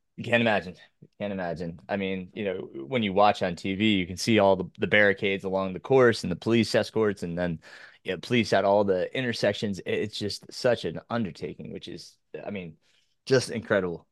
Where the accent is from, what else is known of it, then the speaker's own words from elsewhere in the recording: Orange County, New York, United States; my hometown, which was in Orange County, New York